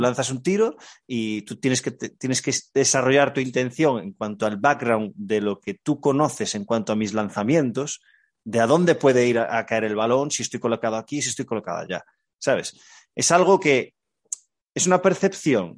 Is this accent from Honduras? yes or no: no; Galicia, Spain; Como buen gallego